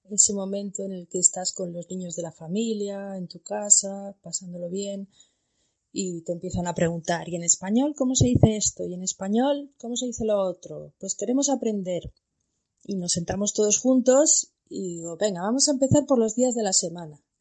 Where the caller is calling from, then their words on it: Botswana; Hola Alicia … de Botswana. Anécdotas con el idioma, pues tengo muchas. En Botswana se habla inglés y Setswana, es la lengua oficial.